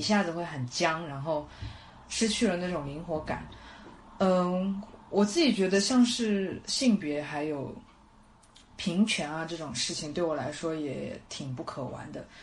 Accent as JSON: {"language": "Chinese", "region": "Shanghai", "country": "China", "tie": "born or raised there", "said": "我出生在上海"}